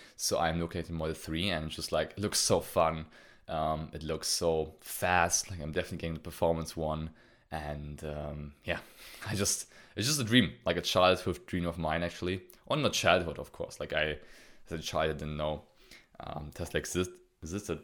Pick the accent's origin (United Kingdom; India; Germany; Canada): Germany; I'm from Germany